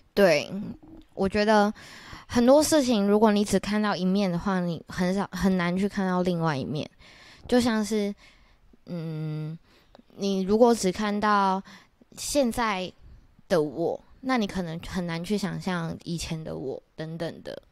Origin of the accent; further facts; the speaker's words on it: Taiwan; also born or lived in United States; 我是在美国出生的，就标准的 A B C 哦，也没有标准哦，其实那时候其实我很早就回来